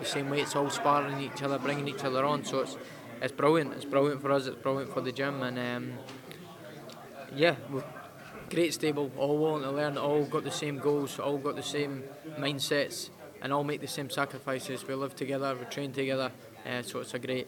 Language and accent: English; Edinburgh, Scotland, United Kingdom; back home in my hometown in front of my home fans